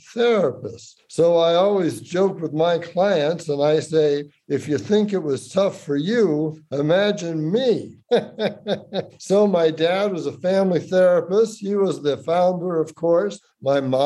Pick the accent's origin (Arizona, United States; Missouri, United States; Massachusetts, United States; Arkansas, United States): Massachusetts, United States; Boston; I'm from Boston